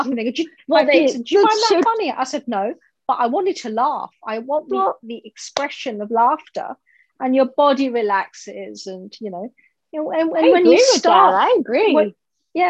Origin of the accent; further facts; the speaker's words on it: United Kingdom; I'm British Indian